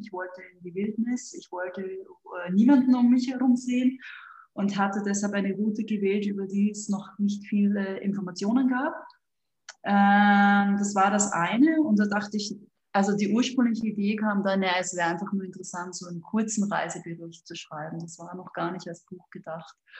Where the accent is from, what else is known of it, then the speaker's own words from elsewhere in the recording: Austria; moved away as an adult; also born or lived in London / Hong Kong / Singapore / Madrid; now in Switzerland; ich bin Österreicherin